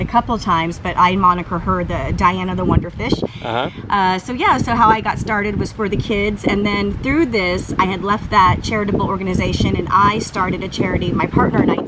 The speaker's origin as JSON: {"language": "English", "town": "Newport Beach", "region": "California", "country": "United States", "moved": "yes", "lives_now": "Dallas-Fort Worth, United States", "said": "I'm from Newport Beach, California"}